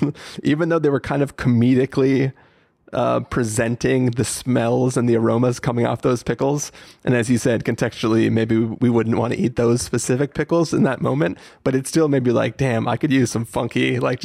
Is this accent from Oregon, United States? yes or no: no; Oceanside, California, United States; as a kid growing up in Oceanside